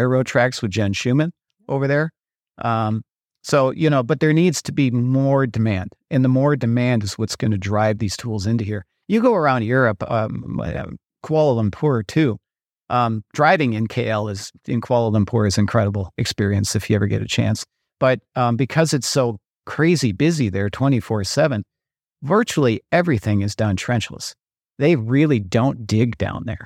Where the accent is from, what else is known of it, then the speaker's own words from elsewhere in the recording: Minnesota, United States; I'm from Minnesota.